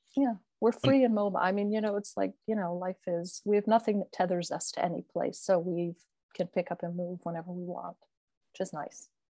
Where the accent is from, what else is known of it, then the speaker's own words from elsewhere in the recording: Florida, United States; moved away as an adult; also born or lived in Philadelphia / New York / Italy; now in Chinon, France; I am an American. I grew up in Florida